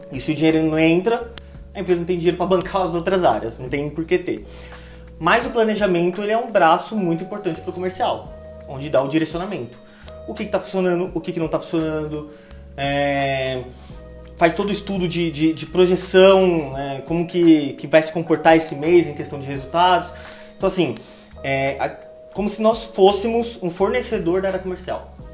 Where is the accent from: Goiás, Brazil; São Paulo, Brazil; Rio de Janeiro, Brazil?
São Paulo, Brazil; moved away as an adult; also born or lived in Osasco; now in Limeira, Brazil; nascido e criado no Jardim Maringá.